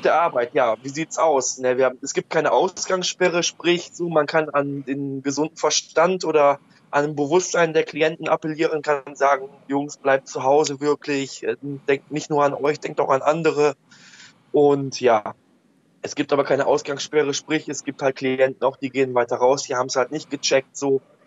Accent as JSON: {"language": "German", "town": "Oberhausen", "region": "North Rhine-Westphalia", "country": "Germany", "said": "ich komme aus Oberhausen"}